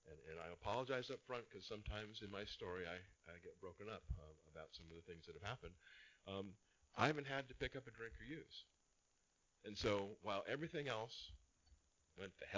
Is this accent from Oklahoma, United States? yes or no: no; Anaheim, California, United States; also born or lived in Rancho Santa Margarita; I grew up here in Orange County in Anaheim, about 2 miles away from Disneyland